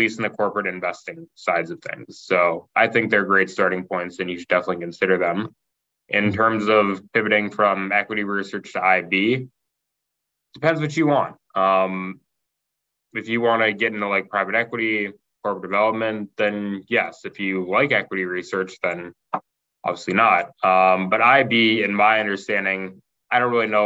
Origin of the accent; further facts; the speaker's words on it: Kentucky, United States; moved away as an adult; also born or lived in Indiana; I grew up in Kentucky